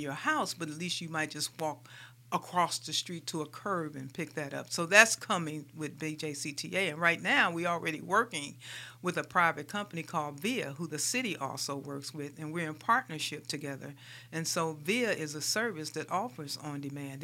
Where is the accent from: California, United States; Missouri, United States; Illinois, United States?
Missouri, United States; St. Louis; moved away as an adult; also born or lived in Des Moines, Iowa; now in Birmingham, United States; I am a Midwestern girl. I grew up in Saint Louis, Missouri